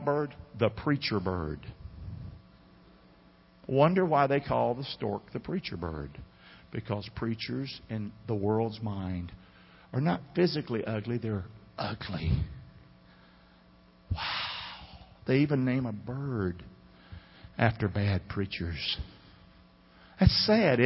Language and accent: English; United States; I am an American